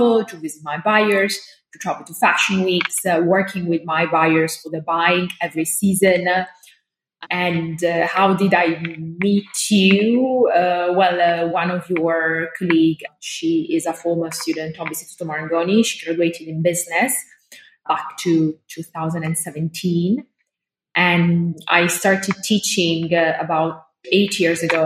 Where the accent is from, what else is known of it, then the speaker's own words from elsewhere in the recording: Milan, Lombardy, Italy; moved away as an adult; now in London, United Kingdom; I was born and raised up in Milan, and I moved to London 14 and a half years ago.